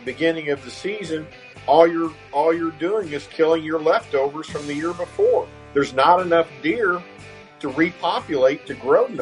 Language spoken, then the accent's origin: English; Bath County, Kentucky, United States; it was in my home county where I was born in Bath County. That's where I'm from originally.